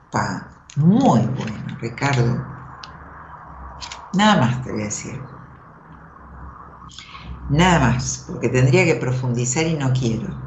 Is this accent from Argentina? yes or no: yes; Libertad, Buenos Aires Province, Argentina; De soy Libertad, partido de Merla.